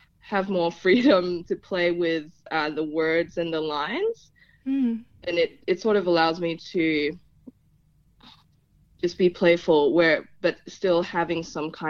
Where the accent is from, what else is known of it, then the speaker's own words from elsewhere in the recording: Philippines; first language Tagalog; English is a second language; also born or lived in Hobart, Tasmania; now in Tasmania, Australia; I was actually born in Hobart due to just some medical issues. But very soon after I was born, my family went back to the Philippines, and I grew up over there.